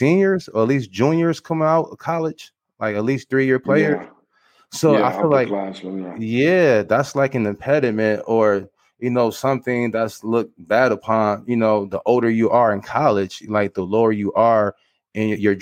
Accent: Michigan, United States; I'm from Michigan too

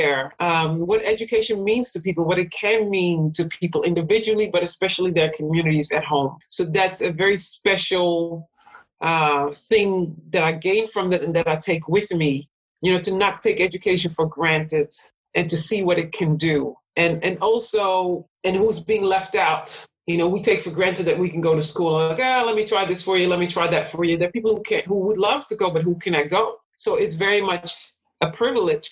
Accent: Netherlands; moved away as an adult; also born or lived in Suriname; now in United States; I was born and raised in the Netherlands, but still as an immigrant

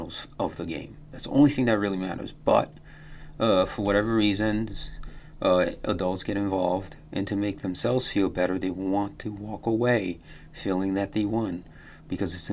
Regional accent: United States; I grew up here in America

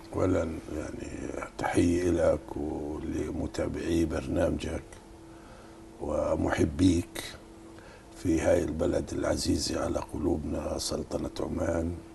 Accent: Palestine; إحنا يعني كفلسطينيين نعتز

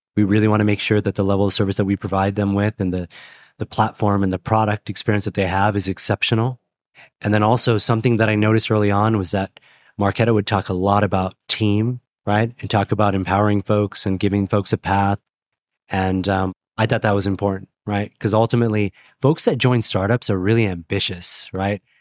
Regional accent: Portland, Oregon, United States; moved away; I'm from Portland, Oregon originally

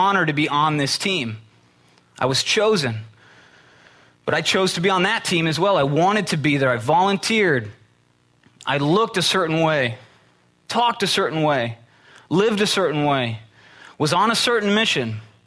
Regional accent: Midwest, United States; I'm from the Midwest

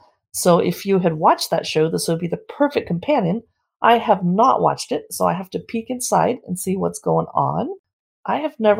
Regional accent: San Diego, California, United States; I've never heard of that. And I grew up next to Mexico in San Diego.

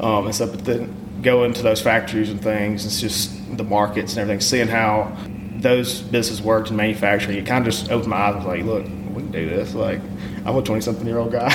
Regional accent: Pontotoc, Mississippi, United States; now in Oxford, United States; I grew up in Pontotoc, Mississippi. I live in Oxford now.

